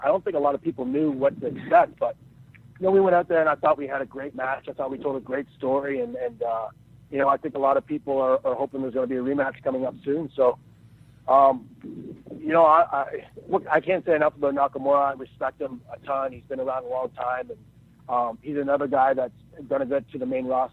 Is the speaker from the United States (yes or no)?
no; Peterborough, Ontario, Canada; I live in a town called Peterborough, which is about an hour outside of Toronto